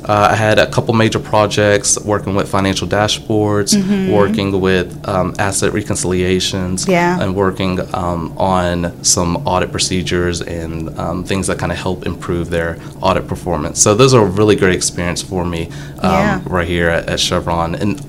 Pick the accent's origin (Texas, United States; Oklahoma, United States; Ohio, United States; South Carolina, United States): Texas, United States; Port Arthur; So I'm originally from Port Arthur, Texas. Mm-hmm. I am born and raised